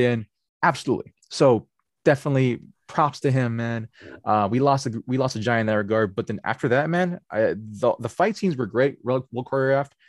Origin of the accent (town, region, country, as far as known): United States